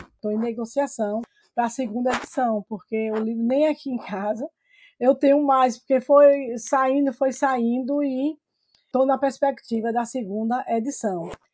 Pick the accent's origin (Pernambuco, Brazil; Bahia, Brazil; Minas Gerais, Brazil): Bahia, Brazil; Senhor do Bonfim; moved away as an adult; also born or lived in Salvador / Jacobina / São Paulo / Lisbon; nasci em Bonfim, vivi até os 18, an 18 anos